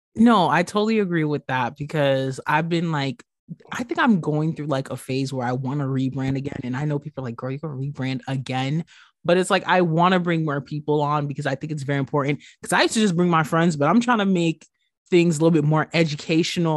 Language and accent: English; New York, United States; growing up in New York, being plus size